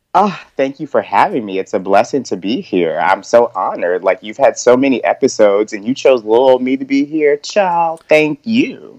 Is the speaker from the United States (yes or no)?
yes; the South, United States; also born or lived in New York; I was born in New York. So like I'm all about like the New York mindset. I was raised down south. So I have that southern vibe also.